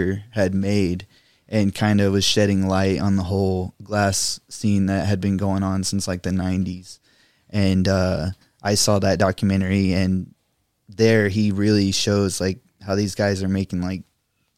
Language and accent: English; Littlefield, Texas, United States; moved away as an adult; also born or lived in Lubbock, Texas; now in Rio Grande Valley, United States; I'm actually from a small town outside of there called Littlefield.